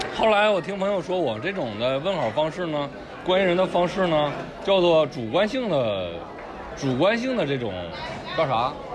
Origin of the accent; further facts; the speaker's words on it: northern China, China; 我是一个北方人